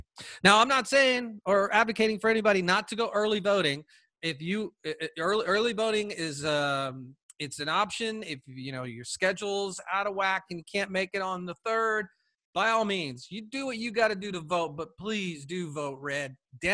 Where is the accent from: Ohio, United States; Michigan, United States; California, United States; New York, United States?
California, United States; also born or lived in Washington State; I'm from California